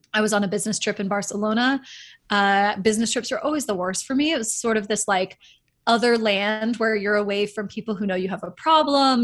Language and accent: English; Northern California, United States; also born or lived in Dallas, Texas; my family moved out of Dallas and took me to Northern California, um, where I ended up kind of going through my true upbringing